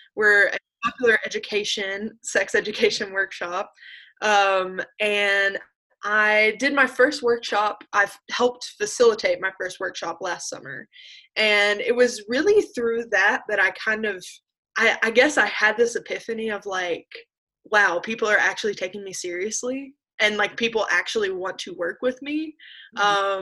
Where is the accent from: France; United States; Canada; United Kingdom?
United States; Appalachia; I did definitely grew up resenting being Appalachian